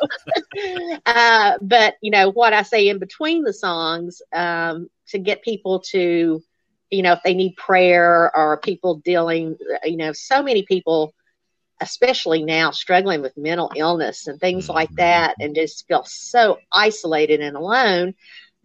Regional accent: Appalachian Mountain Southern, United States; accent: Appalachian Mountain Southern; he put me with this little Appalachian Mountain Southern accent on a major radio station in a major market, and people made fun of my accent at University of Tennessee

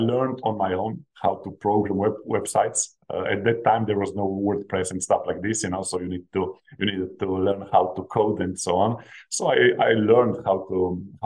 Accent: Slovenia; I come from Slovenia. This is a small country of only 2 million population. When I was growing up, my parents were blue-collar workers

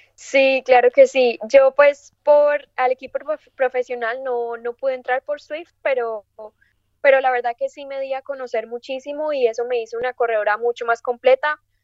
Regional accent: Medellín, Antioquia, Colombia; moved away as an adult; also born or lived in United States; nací en Medellín, Colombia

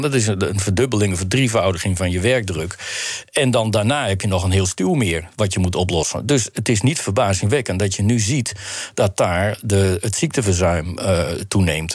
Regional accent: Netherlands; also born or lived in Belgium; onze Nederlandse manier

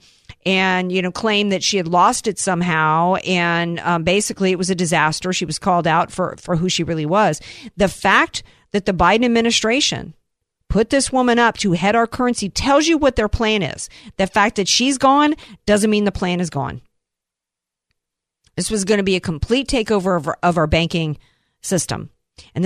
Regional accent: the South, United States; I grew up in the South

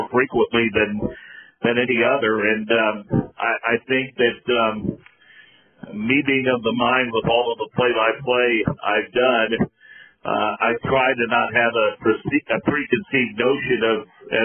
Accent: Monrovia, Indiana, United States; I grew up in Central Indiana

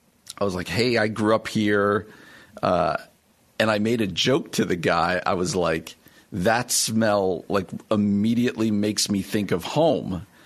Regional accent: New Jersey, United States; moved away as an adult; where I grew up in New Jersey, the house I grew up in, had a very distinct smell to me

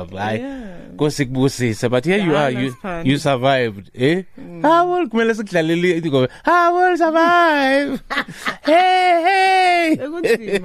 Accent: Johannesburg, Gauteng, South Africa; Because I'm Pimville

